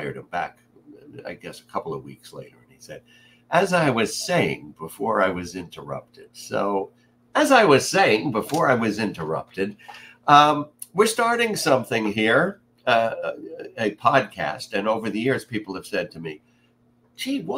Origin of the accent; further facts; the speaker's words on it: New York City, New York, United States; But I grew up a New York kid in Queens, just like our previous president, not too far away. I was in Far Rockaway